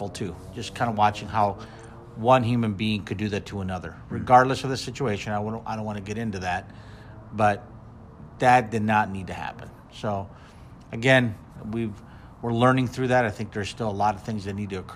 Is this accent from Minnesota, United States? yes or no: yes; Minneapolis, Minnesota, United States; moved away; in Minneapolis, which is, as you know, my hometown